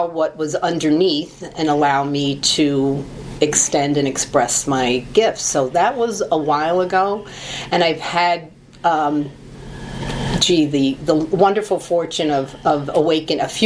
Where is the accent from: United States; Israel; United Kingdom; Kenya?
United States; New York City, New York; I was born in Brooklyn. I'm a Brooklyn Italian girl